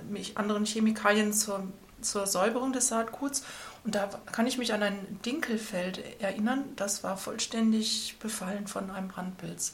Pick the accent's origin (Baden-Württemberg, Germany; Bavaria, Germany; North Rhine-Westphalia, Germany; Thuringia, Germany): North Rhine-Westphalia, Germany; Schwelm; moved away as an adult; also born or lived in Cologne / Auvergne / Tübingen; Ich komme aus Schwelm, das liegt bei Wuppertal